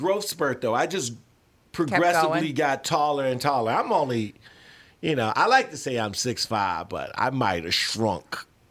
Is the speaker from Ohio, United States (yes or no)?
no; Chicago, Illinois, United States; I grew up South Side of Chicago. I'm suburban now, baby.